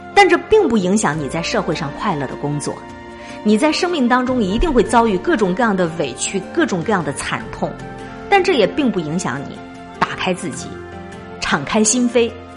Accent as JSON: {"language": "Chinese", "town": "Harbin", "region": "Heilongjiang", "country": "China", "said": "我是东北人，哈尔滨人可能都有一个特点，喜欢自我安慰"}